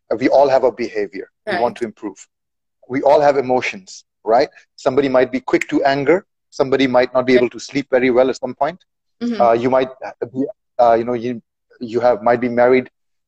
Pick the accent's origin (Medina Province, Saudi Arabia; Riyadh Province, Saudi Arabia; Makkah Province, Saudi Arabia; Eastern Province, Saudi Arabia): Eastern Province, Saudi Arabia; moved away as an adult; now in Bahrain; I've lived in the Khalij for all my life. Basically, I was born here in Saudi, just across in Sharqiya, and I've been in Bahrain for 7 years.